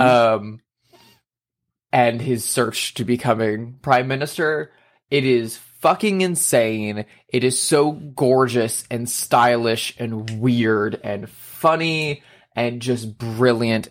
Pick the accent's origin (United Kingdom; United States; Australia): United States; Indianapolis, Indiana; moved away; I went to Indiana with my partner to visit my family in my hometown